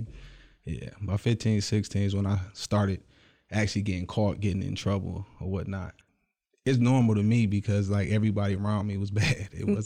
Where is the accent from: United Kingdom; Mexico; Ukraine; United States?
United States; Clinton Township, Michigan; born there; I was originally born in Clinton Township, small town right outside of Detroit, but I've traveled all over the world.